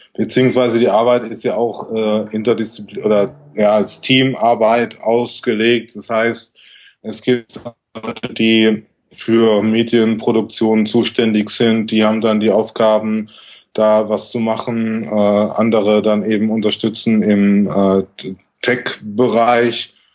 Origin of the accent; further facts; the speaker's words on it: Southern Germany, Germany; moved away; aus meiner Heimat in Süddeutschland